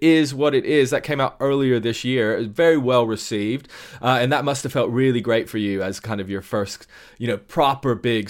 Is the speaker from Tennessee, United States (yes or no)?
yes; East Tennessee, United States; being from East Tennessee and the Appalachian Mountains and all that, like our culture is very rooted in Scottish culture and Irish and English and the rest of it. But Scottish in particular, you know, I mean, we even have a Highlands Festival where I'm from.